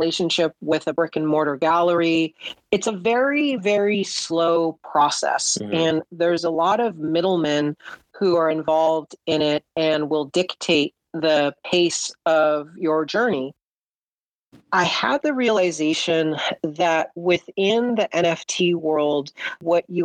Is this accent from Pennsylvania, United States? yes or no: no; Los Angeles, California, United States; I was born in Southern California